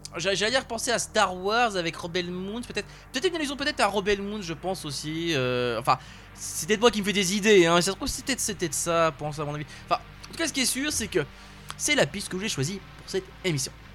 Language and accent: French; France; chez nous en France